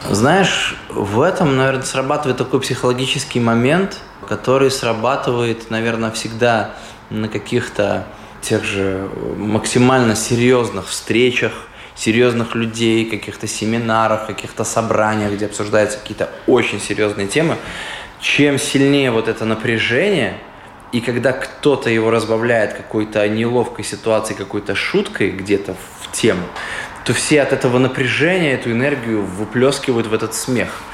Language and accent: Russian; Daugavpils, Latvia; Мы говорим, из Даугавпилса